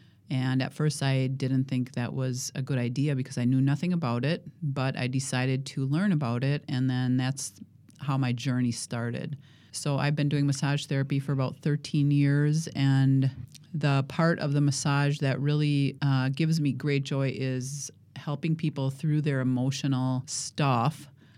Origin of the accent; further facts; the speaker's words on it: Watertown, United States; Well, I grew up in Watertown. So Watertown is west of here, probably half an hour.